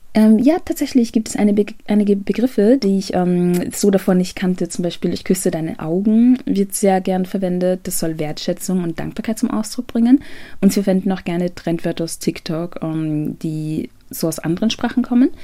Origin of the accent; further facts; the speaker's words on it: Ghana; now in Austria; ich bin ursprünglich aus Ghana